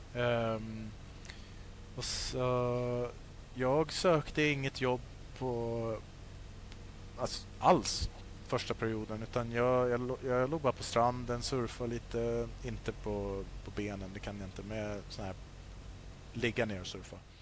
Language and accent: Swedish; Sweden; moved away as an adult; now in Australia; där hemma i Sverige